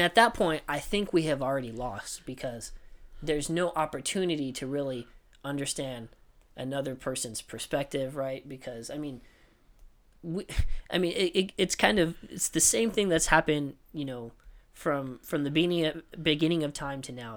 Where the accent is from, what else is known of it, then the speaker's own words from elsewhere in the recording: United States; an american citizen